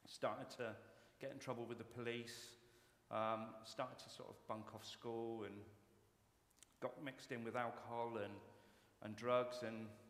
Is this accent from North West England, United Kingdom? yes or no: no; Yeovil, South West England, United Kingdom; I'm originally from Yeovil in Somerset.